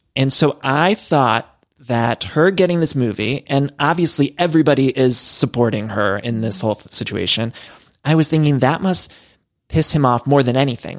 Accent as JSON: {"language": "English", "region": "Midwest", "country": "United States", "moved": "yes", "lives_now": "Los Angeles, United States"}